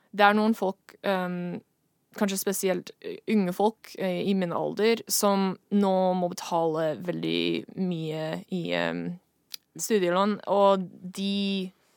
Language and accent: Norwegian; Seattle, Washington, United States; Norwegian is a second language; moved away as an adult; now in Norway; Jeg kommer fra USA, Washington, Seattle.